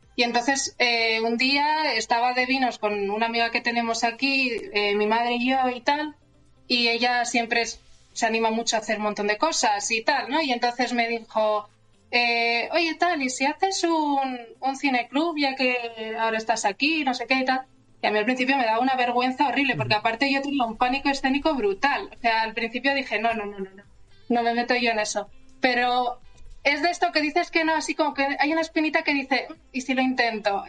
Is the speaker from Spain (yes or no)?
yes; La Rioja, Spain; moved away as an adult; also born or lived in Alicante / Madrid / Barcelona; now in Santiago de Compostela, Spain; me fui luego a La Rioja, que, ahí conocí luego a, Andrea